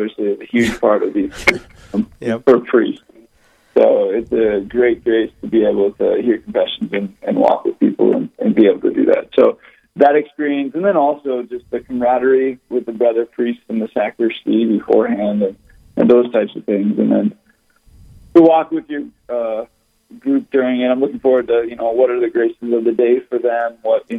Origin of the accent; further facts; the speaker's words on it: Rochester, Minnesota, United States; now in Fairmont, United States; grew up in Rochester, Minnesota, so I kind of grew up with confirmation classes